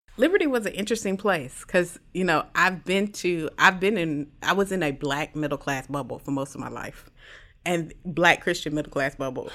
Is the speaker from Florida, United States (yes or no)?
yes; Jacksonville, Florida, United States; I'm from Jacksonville, Florida, uh, the best place to live in the world